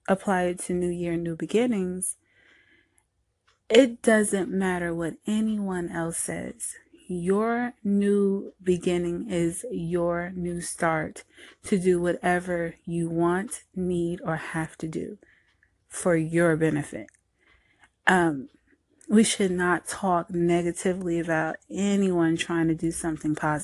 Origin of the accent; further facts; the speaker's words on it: New Jersey, United States; now in Southern United States; I was born and raised in Jersey and later on moved to the South